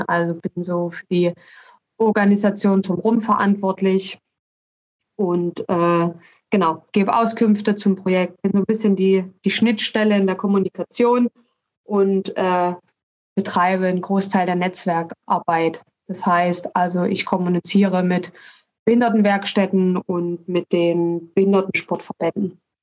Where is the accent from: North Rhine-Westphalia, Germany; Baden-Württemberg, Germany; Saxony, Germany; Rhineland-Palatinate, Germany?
Saxony, Germany; Dresden; accent: Saxon; also born or lived in Leipzig; ich komme ursprünglich aus Dresden